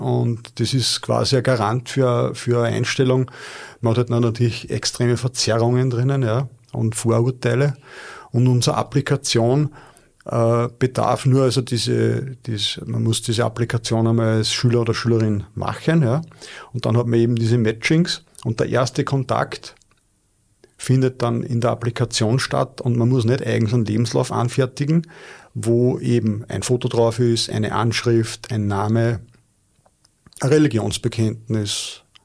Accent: Linz, Upper Austria, Austria; als Linzer

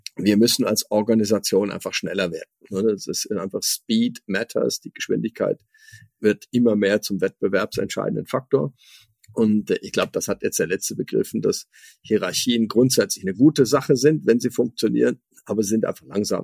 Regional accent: Switzerland; ich als Schweizer

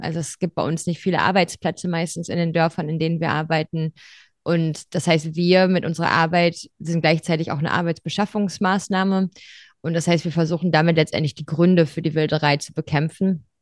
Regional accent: Ruhr area, North Rhine-Westphalia, Germany; moved away as an adult; also born or lived in Tübingen / Würzburg; ich bin äh, im Ruhrgebiet aufgewachsen, also relativ weit weg vom Meer.

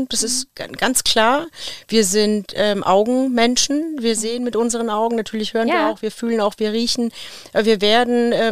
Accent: Bavaria, Germany; Ich komme aus Unterfranken und ich liebe es, Bratwürste zu essen.

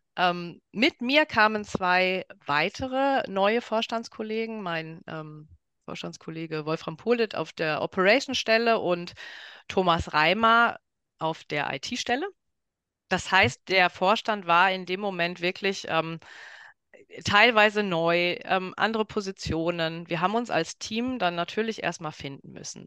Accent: Ruhr area, North Rhine-Westphalia, Germany; moved away; also born or lived in Dortmund; ich komme aus dem Ruhrpott

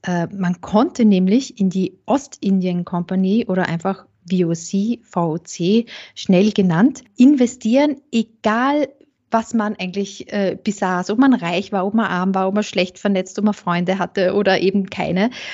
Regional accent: St. Pölten, Lower Austria, Austria; ich komme äh, aus St. Pölten, aus Niederösterreich, nicht so weit weg vom Burgenland.

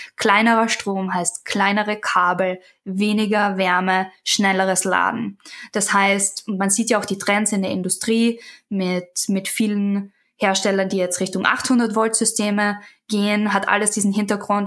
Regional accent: Austria; now in United States; Ich bin ja aus Österreich

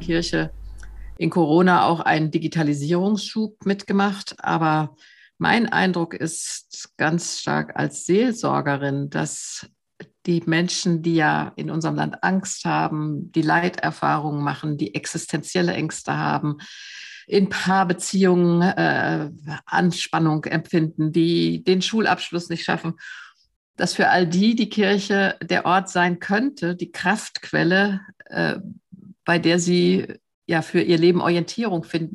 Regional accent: Germany; mich als Deutsche

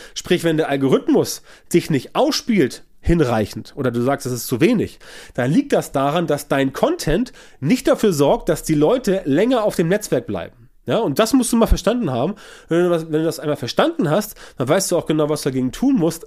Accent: Hamburg, Germany; bei uns in Hamburg hier

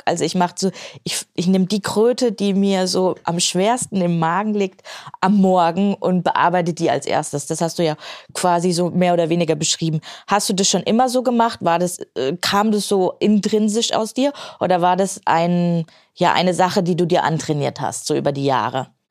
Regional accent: Main-Tauber-Kreis, Baden-Württemberg, Germany; hier in meiner Heimat, in wunderschönen main tauberkreis

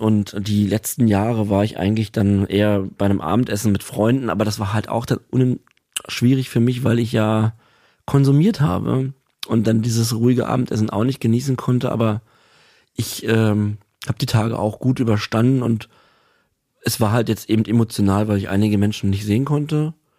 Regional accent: Berlin, Germany; also ich bin in Berlin aufgewachsen

